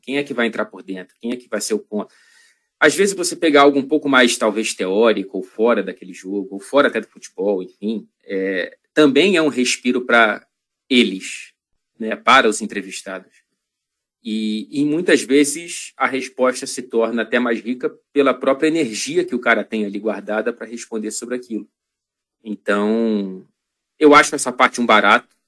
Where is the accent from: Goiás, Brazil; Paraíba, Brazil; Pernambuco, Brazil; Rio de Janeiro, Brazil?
Rio de Janeiro, Brazil; moved away as an adult; also born or lived in Ouro Preto, Minas Gerais, Brazil; now in Manchester, United Kingdom; Eu nasci em Ouro Preto, Minas Gerais. A família da minha mãe é de lá. Inclusive, minha mãe voltou para lá durante a pandemia, depois de morar décadas no Rio de Janeiro. Mas, enfim, eu vim com ela para o Rio